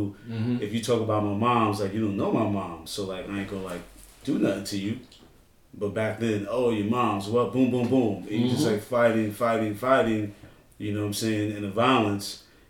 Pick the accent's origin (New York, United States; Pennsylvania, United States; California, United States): New York, United States; New York City; moved away as an adult; also born or lived in Bed-Stuy / Brazil; Born and raised in Brooklyn, as Kenny said.